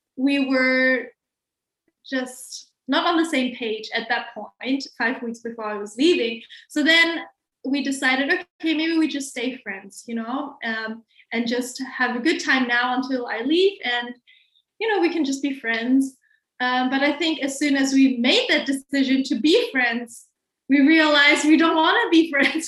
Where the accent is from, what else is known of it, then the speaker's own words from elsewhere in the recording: Hamburg, Germany; English is a second language; I am born and raised in Hamburg, Germany, and I have pretty much lived here my whole life